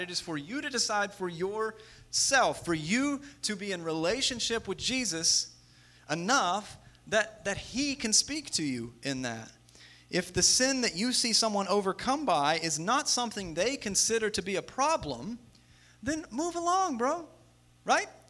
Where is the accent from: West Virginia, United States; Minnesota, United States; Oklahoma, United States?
West Virginia, United States; we're all from West Virginia